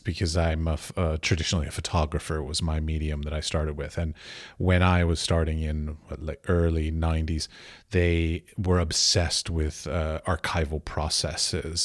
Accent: United States; I'm an American

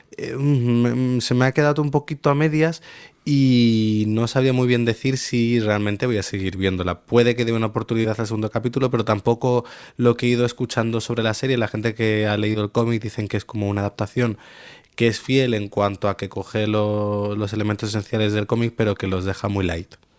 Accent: Spain; mí como espectador español

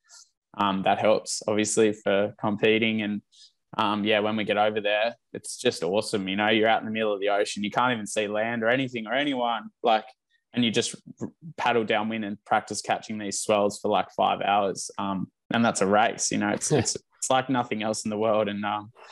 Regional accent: Tasmania, Australia; now in Gold Coast, Australia; Growing up in Tasmania, I remember watching the movie just with my little brother and my dad on the couch back home

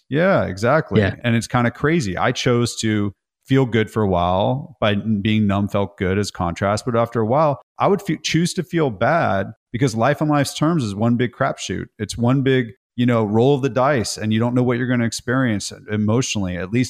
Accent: California, United States; So from California, I grew up in Northern California, then Southern California.

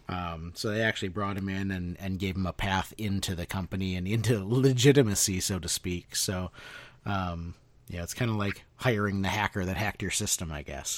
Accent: Midwest, United States; born or raised there

